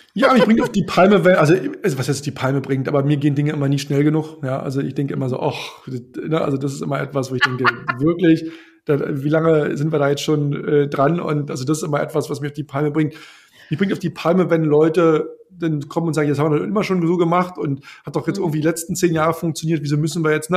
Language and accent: German; Brandenburg, Germany; now in Berlin, Germany; Ich komme ja aus, aus Brandenburg ursprünglich